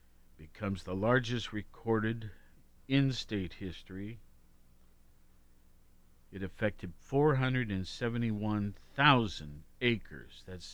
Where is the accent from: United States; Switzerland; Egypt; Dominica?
United States; Worthington, Ohio; I was raised in Worthington, in Columbus, Worthington.